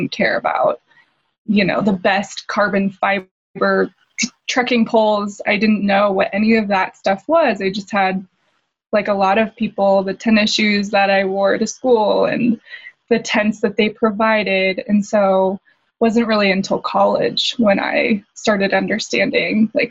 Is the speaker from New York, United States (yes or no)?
no; Bay Area, Northern California, United States; I grew up in Northern California in the Bay Area